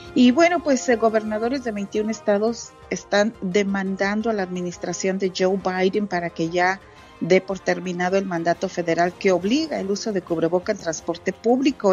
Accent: Santa Catarina, Mexico; moved away; en mi pueblito, allá en Santa Catarina

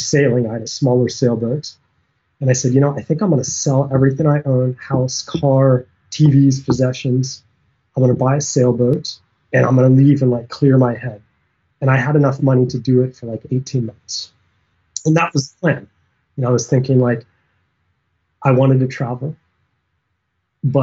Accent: Flagstaff, Arizona, United States; also born or lived in Tucson, Arizona; I grew up in Flagstaff, Arizona, up in the trees

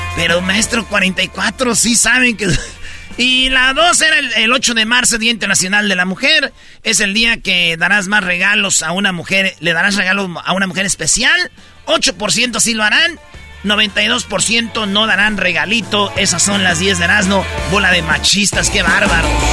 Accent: Jiquilpan, Michoacán, Mexico; en mi pueblo, Jiquilpan, Michoacán

